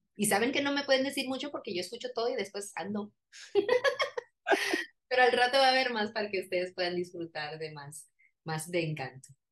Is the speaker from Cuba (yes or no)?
no; Colombia; soy colombiana